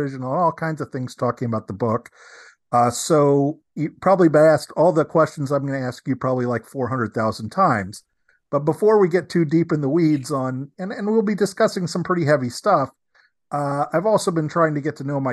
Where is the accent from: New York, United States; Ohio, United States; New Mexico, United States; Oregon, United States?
New York, United States; I was born in New York myself.